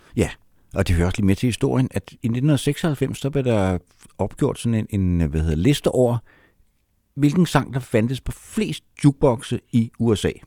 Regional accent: Copenhagen, Capital Region of Denmark, Denmark; jeg kommer fra København, og var en københavnersnude

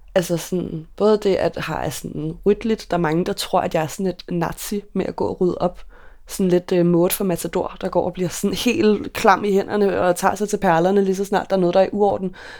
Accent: Køge, Zealand, Denmark; moved away as an adult; now in Copenhagen, Denmark; dengang der boede jeg hjemme i Køge hos mine forældre

